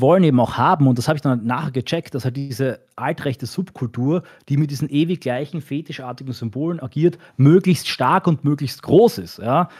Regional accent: Austria; ich bin als Österreicher

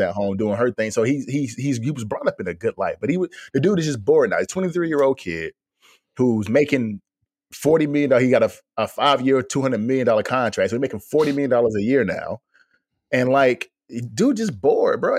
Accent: Fayetteville, North Carolina, United States; I'm from North Carolina. Me and D'Lo from Fayetteville

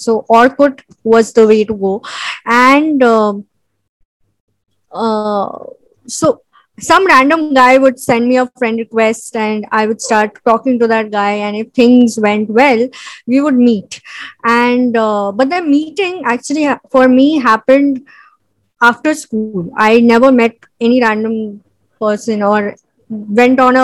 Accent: Mumbai, Maharashtra, India; I am a film editor and I am from Bombay

